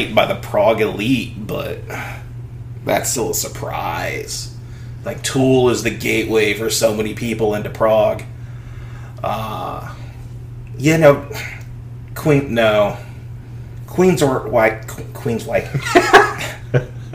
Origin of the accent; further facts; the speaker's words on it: United States; we're American